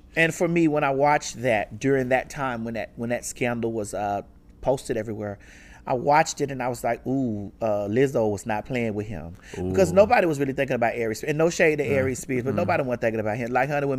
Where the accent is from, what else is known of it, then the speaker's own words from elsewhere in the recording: Miami, Florida, United States; I grew up in Miami.